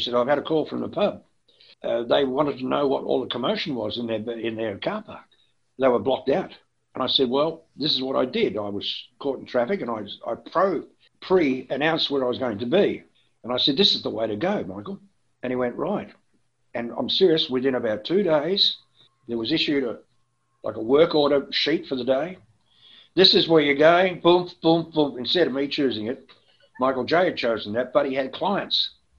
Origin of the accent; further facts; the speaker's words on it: Melbourne, Victoria, Australia; But there were a few people at the FM 104 who didn't like me, basically because I came from Melbourne.